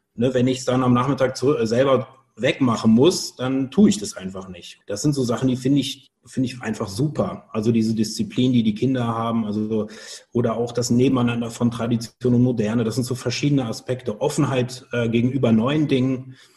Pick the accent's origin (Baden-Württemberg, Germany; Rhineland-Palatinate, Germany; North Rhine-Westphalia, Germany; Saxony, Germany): North Rhine-Westphalia, Germany; Cologne area; also born or lived in Tokyo, Japan; in Tokio geboren, direkt nach der Geburt äh, dann aber nach Deutschland gekommen, ähm, bin auch im Kölner Raum immer groß geworden